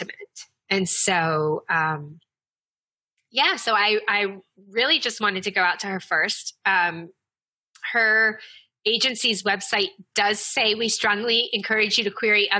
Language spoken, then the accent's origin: English; the South, United States; I grew up in the South